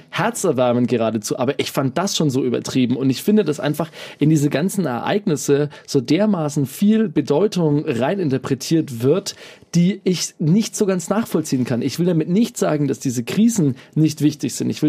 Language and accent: German; Bamberg, Bavaria, Germany; Also ein Beispiel, was ich jetzt tatsächlich aus meiner Heimatstadt, aus Bamberg mitbekommen habe